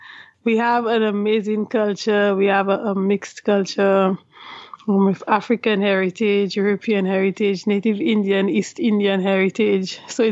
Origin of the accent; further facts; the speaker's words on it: St. Lucia; Yes, I was born and raised in St. Lucia. My family from generation after generation has been from St. Lucia.